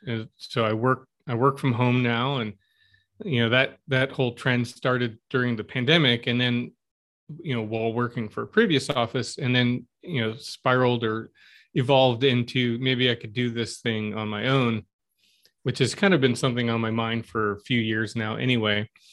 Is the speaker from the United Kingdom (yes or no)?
no; Stamford, Connecticut, United States; moved away as an adult; also born or lived in Los Angeles; now in Flint, United States; I grew up in Connecticut, uh, in Stanford, if you're familiar with Fairfield County or the southwestern corner